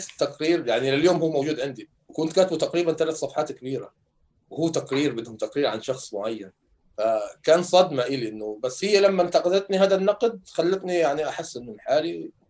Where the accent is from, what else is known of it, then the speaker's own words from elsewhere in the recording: Gaza, Gaza Strip, Palestine; moved away as an adult; انا طلعت من غزه في نص شهر 10 2018